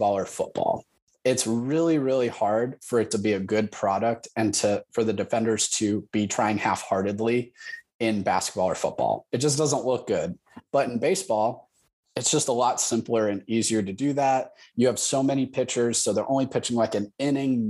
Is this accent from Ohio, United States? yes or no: yes; Columbus, Ohio, United States; I'm from Columbus, Ohio. That means I'm a Buckeye.